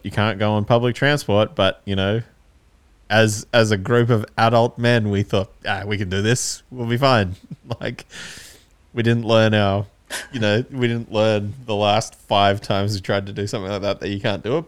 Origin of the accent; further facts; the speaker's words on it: Canberra, Australian Capital Territory, Australia; we're from Canberra, so we're only, like, three hours away